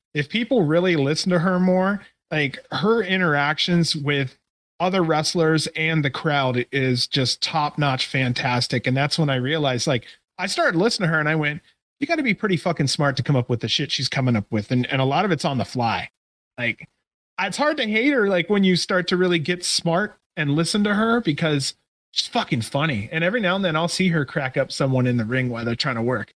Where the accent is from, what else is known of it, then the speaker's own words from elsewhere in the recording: Canton, Ohio, United States; also born or lived in Cleveland, Ohio; I'm a Cleveland guy. I'm originally from the Canton area.